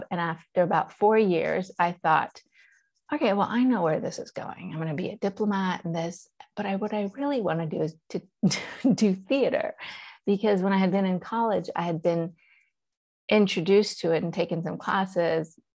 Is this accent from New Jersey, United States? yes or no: no; Charlotte, North Carolina, United States; born or raised there; first language Persian; English is a second language; also born or lived in Iran / London